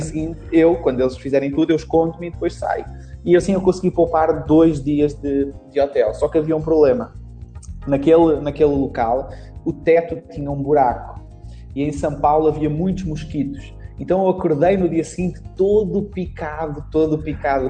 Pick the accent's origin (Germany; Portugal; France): Portugal; accent: European Portuguese; also born or lived in Brazil; eu sou brasileiro, mas vim para Portugal com 3 anos, então perdi praticamente o sotaque